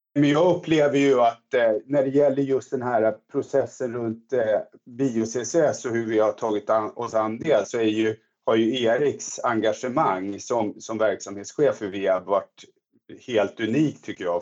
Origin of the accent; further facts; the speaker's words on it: Stockholm area, Stockholm County, Sweden; moved away as an adult; now in Växjö, Sweden; Jag, jag är ju uppvuxen i Stockholmstrakten och kom hit då för ett antal år sedan